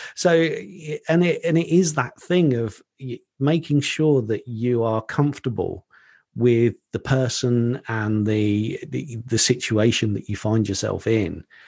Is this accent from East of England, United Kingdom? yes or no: yes; Colchester, East of England, United Kingdom; a restaurant in my hometown in Colchester in Essex in the U K